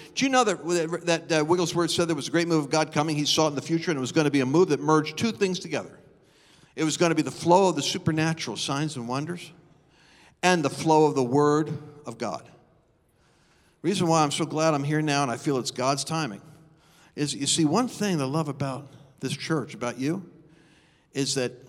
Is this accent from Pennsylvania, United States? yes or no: yes; New Hope, Pennsylvania, United States; I remember one picture I had of New Hope, Pennsylvania. I came from New Hope, and when I first got filled with the Spirit, I did a slideshow.